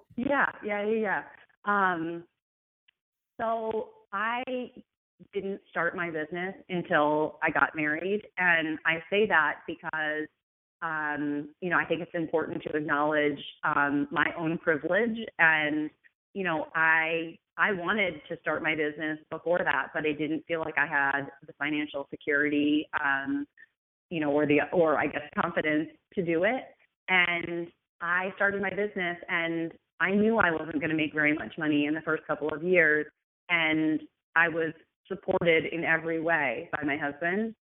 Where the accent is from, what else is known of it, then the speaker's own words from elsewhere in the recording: United States; also born or lived in New York; I'm from America.